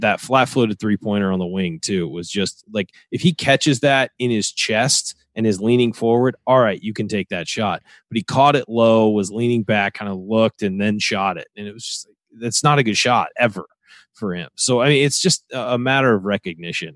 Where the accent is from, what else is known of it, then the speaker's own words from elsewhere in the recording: Southern California, United States; growing up in Southern California, I, you know, was a Laker fan